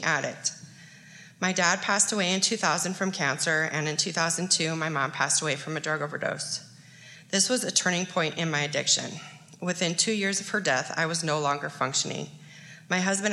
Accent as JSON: {"language": "English", "town": "Gillette", "region": "Wyoming", "country": "United States", "tie": "born or raised there", "said": "I was born and raised here in Gillette, your typical coal miner's daughter"}